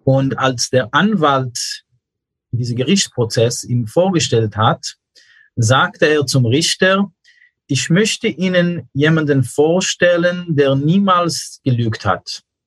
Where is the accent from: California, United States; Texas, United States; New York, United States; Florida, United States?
New York, United States; German is a second language; moved away as an adult; now in Germany; Ich bin in New York aufgewachsen